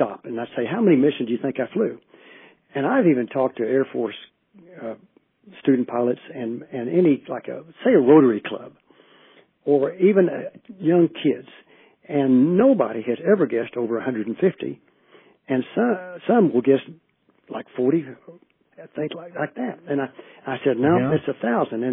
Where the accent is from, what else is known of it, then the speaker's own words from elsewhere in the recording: Shawnee, Oklahoma, United States; my hometown in Shawnee, Oklahoma